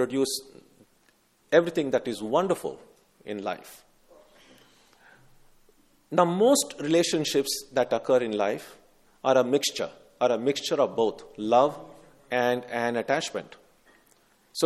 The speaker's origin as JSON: {"language": "English", "country": "India", "tie": "born or raised there", "said": "growing up in India"}